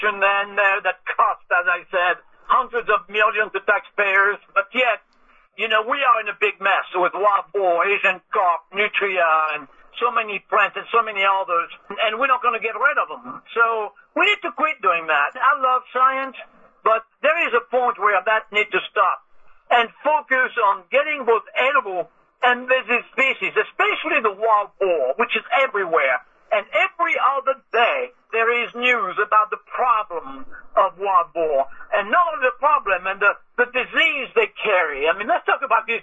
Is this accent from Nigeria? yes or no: no; Paris, Île-de-France, France; moved away as an adult; also born or lived in New Orleans; now in Baton Rouge, United States; I was born in Paris, France, and I moved here in the very early 80s